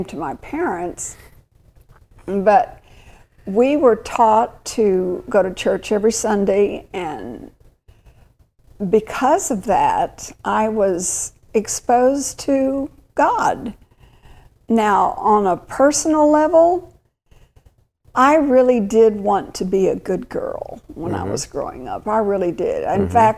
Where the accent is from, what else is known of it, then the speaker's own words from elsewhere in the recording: San Antonio, Texas, United States; now in New Braunfels, United States; I was born and raised right in San Antonio, Texas, about 30 miles south of New Braunfels, where I live now.